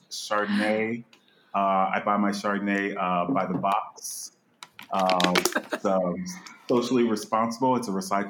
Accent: Slidell, Louisiana, United States; also born or lived in New Orleans, Louisiana; So I was born in New Orleans, and I grew up right outside New Orleans in a little town called Slidell, Louisiana.

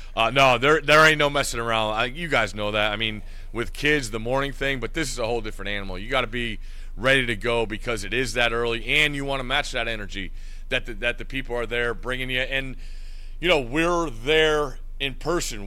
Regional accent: New Haven, Connecticut, United States; near where I grew up in New Haven, Connecticut

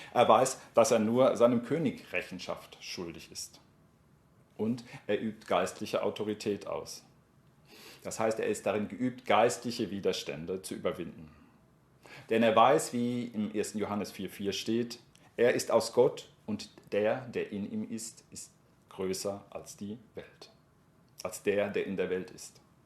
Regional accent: Germany; ich werde relativ schnell als Deutscher erkannt

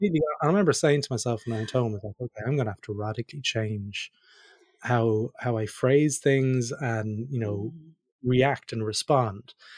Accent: Ireland; moved away; also born or lived in Australia; me being Irish

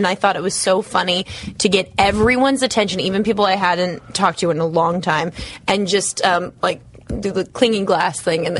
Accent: Las Vegas, Nevada, United States; I'm from Las Vegas.

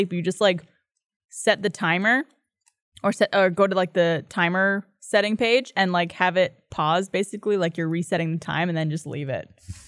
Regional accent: Canada; I'm Canadian.

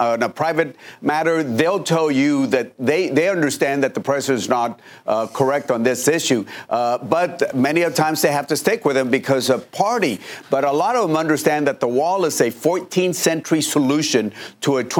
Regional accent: Laredo, Texas, United States; Laredo, my hometown, on the border

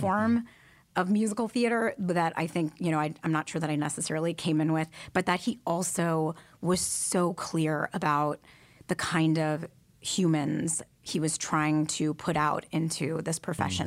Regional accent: Detroit, Michigan, United States; I grew up in Detroit, Michigan

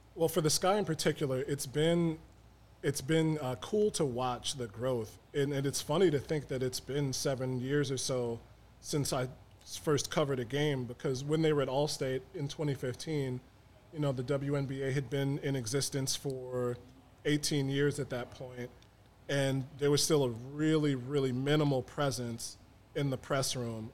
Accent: Chicago, Illinois, United States; also born or lived in Peoria, Illinois; I grew up in South Shore, right by the lake

